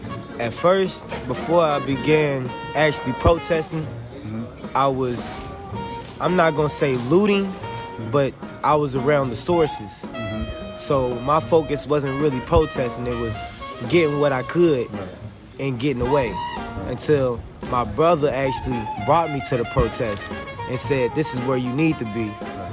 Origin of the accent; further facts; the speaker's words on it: Louisville, Kentucky, United States; cause can't nobody be …. That's the motto. I'm from Louisville. Well, I'm not from Louisville, but I'm from Louisville.